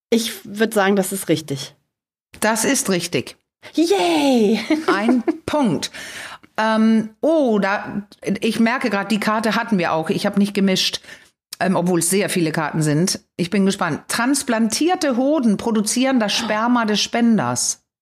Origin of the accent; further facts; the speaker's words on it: Denmark; Ich bin ja in Dänemark groß geworden.